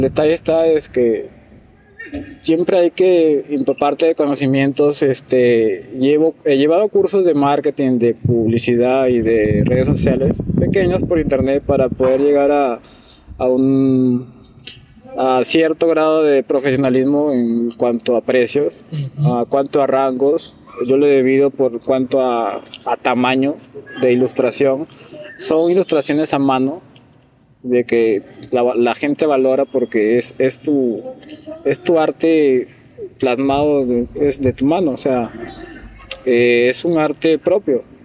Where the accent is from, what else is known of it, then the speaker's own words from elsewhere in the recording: Piura, Peru; soy de Piura, actualmente trabajo en Chulucanas